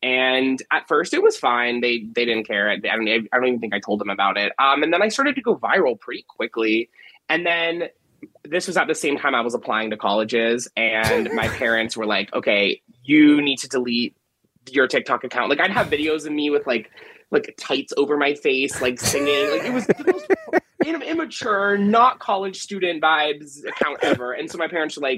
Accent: Miami, Florida, United States; moved away as an adult; now in Philadelphia, United States; Growing up in Miami, like, you know, I got spoiled with the city life

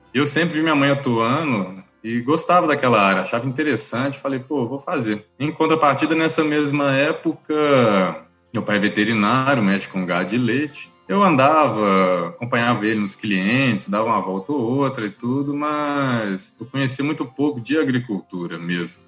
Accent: Belo Horizonte, Minas Gerais, Brazil; also born or lived in Lavras; Eu sou mineiro, sou de Belo Horizonte

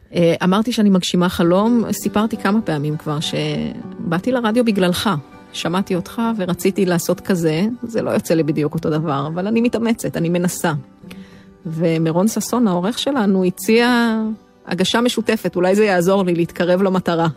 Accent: Jezreel Valley, Northern District, Israel; moved away; אני מעמק יזרעאל

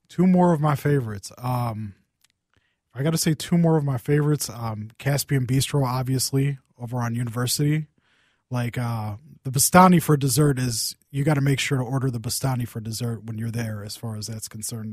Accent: Saint Paul, Minnesota, United States; I grew, I grew up in Saint Paul

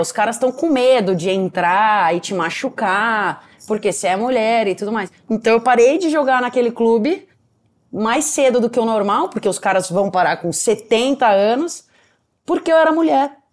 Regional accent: Piracicaba, São Paulo, Brazil; Meu pai ele era goleiro num clube lá da minha cidade, eu sou de Piracicaba, que é interior de São Paulo

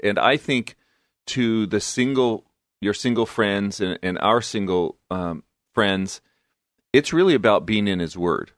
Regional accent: Fullerton, California, United States; moved away as an adult; also born or lived in Long Beach, California / Albuquerque, New Mexico / Guadalajara, Mexico; I grew up in Southern California, Fullerton, in Orange County, California. Born and raised, actually

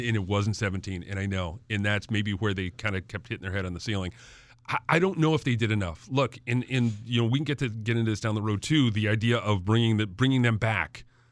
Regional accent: Farmington, Connecticut, United States; also born or lived in Suffield, Connecticut; I grew up in Farmington and Suffield

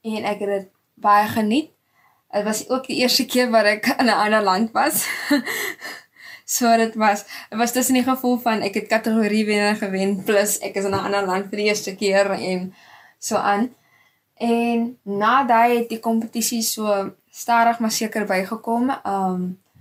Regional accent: Stellenbosch, Western Cape, South Africa; now in Gordon's Bay, South Africa; Ek is gebore in Stellenbosch en ek bly nou tydelik um in Gardens Bay

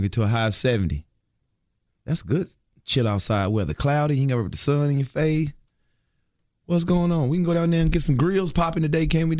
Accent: Charlotte, North Carolina, United States; now in Greensboro, United States; I'm from Charlotte.

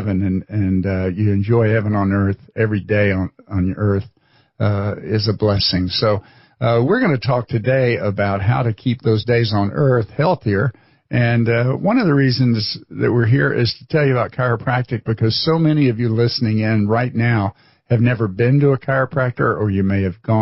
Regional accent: Florida, United States; moved away as an adult; also born or lived in Chicago; I was a Florida boy that thought it'd be interesting to go to Chicago

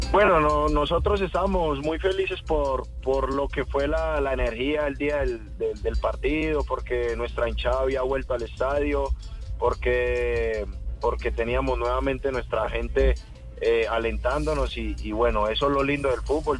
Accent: Cali, Valle del Cauca, Colombia; yo hice Terrón Colorado

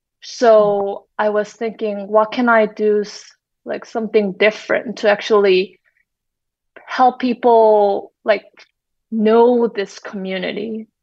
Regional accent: South Korea; although I'm from South Korea, I was not familiar with, say, Karen community.

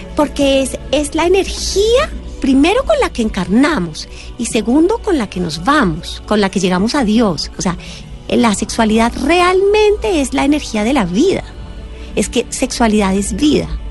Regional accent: Colombia; en este ser que soy, que nace en Colombia, en esta familia particular

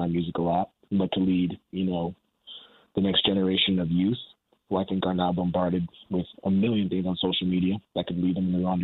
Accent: Canada; being a Canadian

